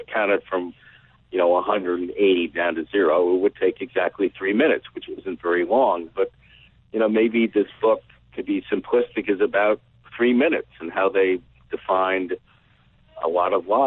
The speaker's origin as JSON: {"language": "English", "town": "New York City", "region": "New York", "country": "United States", "tie": "born or raised there", "said": "I grew up in the Upper West Side of Manhattan."}